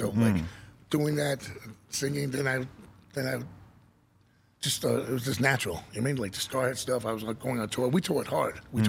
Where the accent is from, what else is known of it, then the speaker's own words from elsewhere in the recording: New York City, New York, United States; I'm from Jackson Heights, Queens. So the mecca of the world. Most populated, like different cultures in one area is Jackson Heights and Guinness Book of World Records.